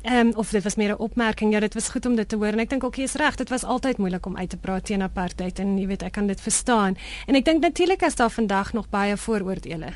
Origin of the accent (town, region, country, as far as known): South Africa; moved away